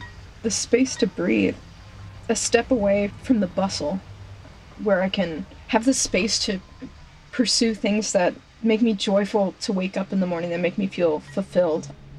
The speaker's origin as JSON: {"language": "English", "region": "Central North Carolina", "country": "United States", "moved": "as an adult", "lives_now": "East Jesus, California, United States", "said": "I'm 21 and three quarters. I'm from Central North Carolina. I've grown up making art."}